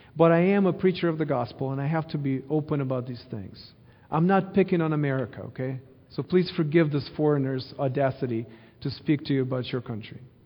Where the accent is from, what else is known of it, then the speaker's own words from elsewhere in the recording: Ukraine; now in Missouri, United States; I grew up in Ukraine, born and raised there